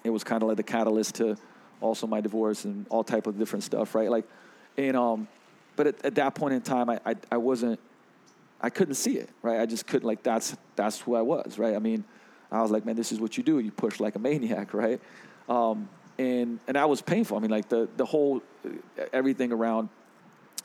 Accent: Slovenia; also born or lived in London; I grew up in, like, you know, I was born in 81 in Yugoslavia, socialism, right? And I moved to London for a while

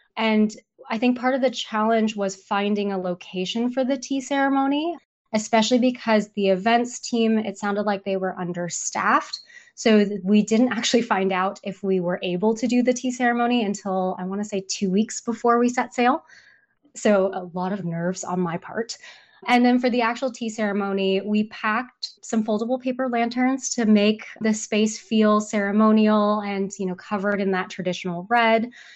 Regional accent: Seattle, Washington, United States; we are from Seattle

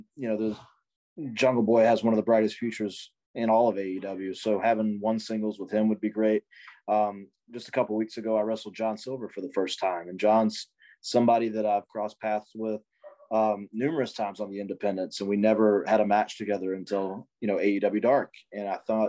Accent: the Carolinas, United States; growing up in the Carolinas

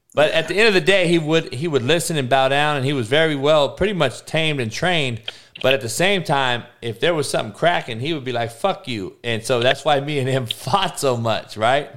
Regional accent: Compton, California, United States; also born or lived in Kansas; growing up in Compton, obviously in the '80s

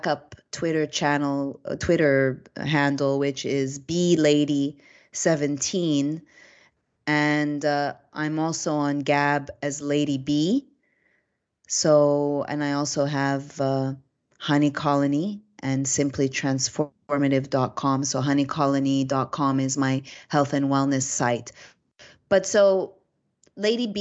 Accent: Canada; now in Florida, United States; I come from Canada

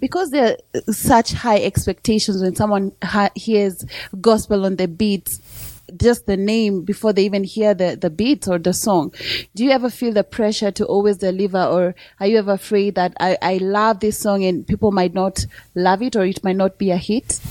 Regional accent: Kenya; I'm from East Africa and Kenya

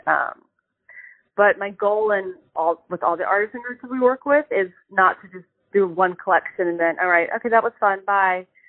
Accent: Charlotte, North Carolina, United States; I grew up in Charlotte, North Carolina

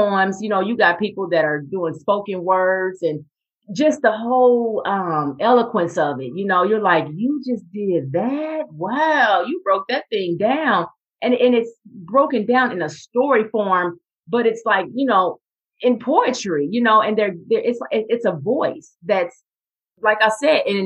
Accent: Kansas City, Missouri, United States; I am from Kansas City, Missouri

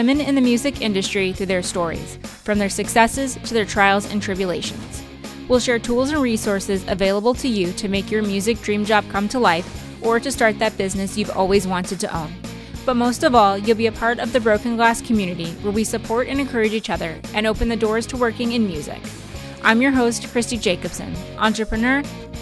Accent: Calgary, Alberta, Canada; also born or lived in Cochrane, Alberta; my hometown of Calgary, Alberta

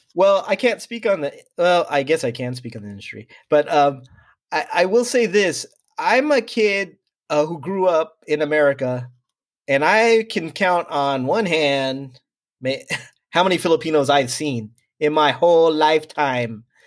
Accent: San Diego, California, United States; was born and raised in San Diego

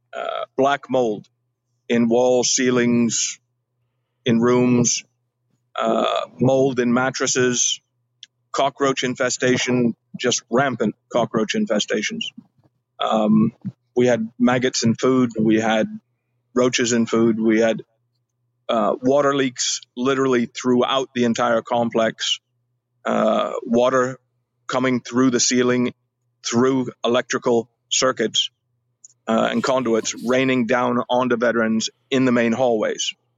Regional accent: California, United States; moved away as an adult; also born or lived in Alabama; I was born in California, uh, lived most of my life uh, as a child in California

